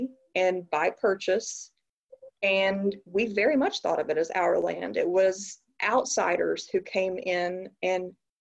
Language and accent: English; Oklahoma, United States; growing up in Oklahoma